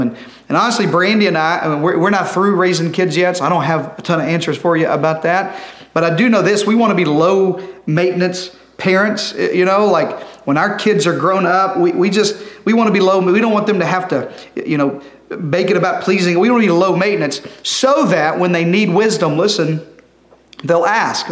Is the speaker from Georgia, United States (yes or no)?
no; Arkansas, United States; I'm from Arkansas